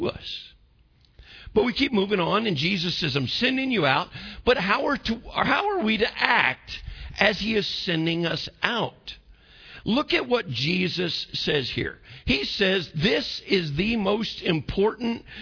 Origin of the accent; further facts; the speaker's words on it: United States; I'm American.